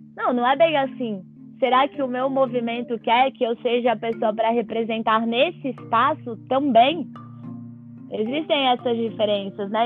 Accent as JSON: {"language": "Portuguese", "country": "Brazil", "said": "para mim que venho do Brasil"}